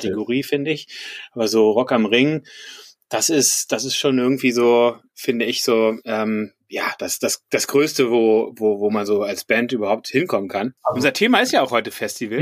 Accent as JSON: {"language": "German", "region": "Berlin", "country": "Germany", "moved": "yes", "lives_now": "Düsseldorf, Germany", "said": "ich bin eigentlich aus Berlin"}